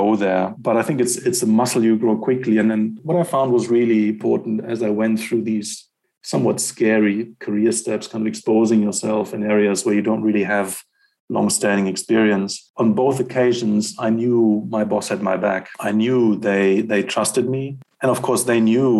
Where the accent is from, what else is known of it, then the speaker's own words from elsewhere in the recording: Germany; moved away as an adult; also born or lived in Netherlands / London, United Kingdom; now in South Africa; I'm a European. I grew up in Germany